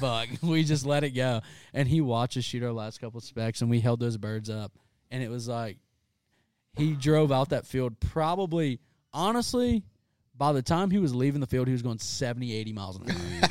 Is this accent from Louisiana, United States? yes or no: yes; South Louisiana, United States; I'm from South Louisiana